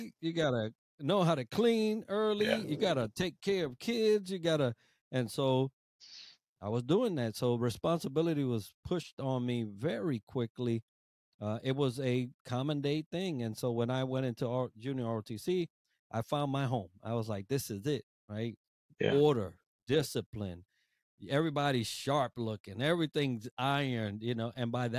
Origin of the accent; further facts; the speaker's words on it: Puerto Rico; born there; I was born in Puerto Rico. I remember my house vividly.